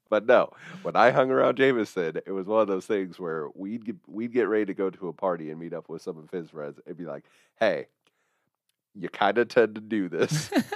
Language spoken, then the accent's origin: English; Midwest, United States; I was very clearly a Midwestern guy